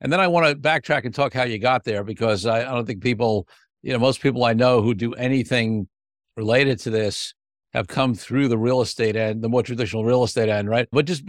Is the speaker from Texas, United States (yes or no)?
no; Brooklyn, New York, United States; But for me, of course, I grew up in Brooklyn, which is very different.